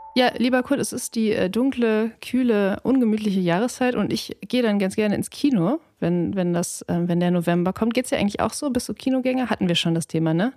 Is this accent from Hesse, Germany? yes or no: no; Ruhr area, North Rhine-Westphalia, Germany; ich bin im Ruhrgebiet aufgewachsen